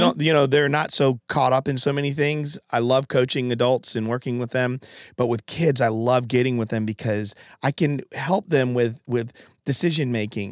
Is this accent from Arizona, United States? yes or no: no; Connecticut, United States; moved away; I'm from Connecticut